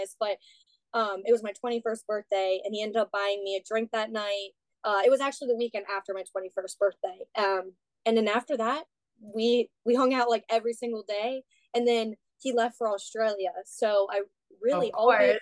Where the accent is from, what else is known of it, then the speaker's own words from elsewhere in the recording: Hanover, Pennsylvania, United States; I was born and raised in Hanover, Pennsylvania